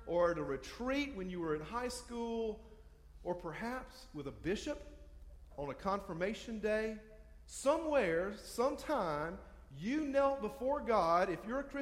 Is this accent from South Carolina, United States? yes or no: yes; Hartsville, South Carolina, United States; I'm from Hartsville. We come from Darlington County